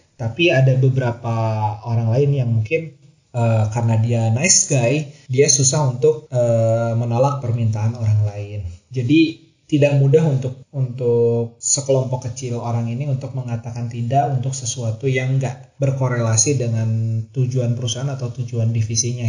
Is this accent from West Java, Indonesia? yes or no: yes; Cianjur, West Java, Indonesia; terlahir dan besar dari keluarga Sunda, khususnya saya sendiri kan lahir di Cianjur